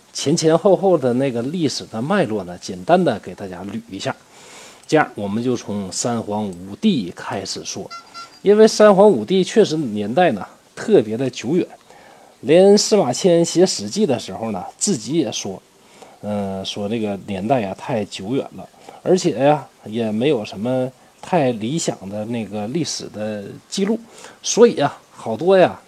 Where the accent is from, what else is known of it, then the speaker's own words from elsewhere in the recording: China; 我们中国人